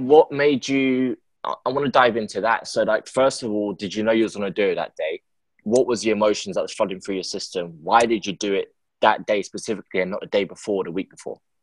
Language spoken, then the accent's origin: English; London, United Kingdom; I'm from London.